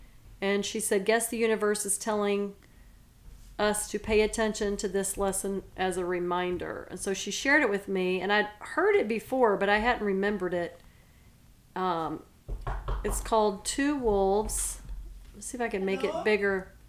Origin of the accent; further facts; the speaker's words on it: Silsbee, Texas, United States; moved away; Oh, I'm from Silsbee, Texas. I'm from Southeast Texas in the East